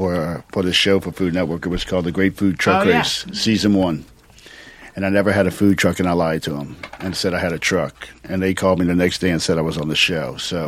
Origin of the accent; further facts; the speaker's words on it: Lafayette, Louisiana, United States; there's a difference between Lafayette, where I'm from. I'm from Cajun country.